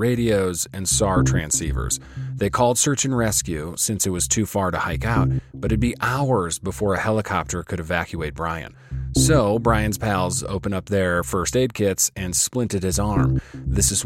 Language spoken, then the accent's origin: English; Canada; As a Canadian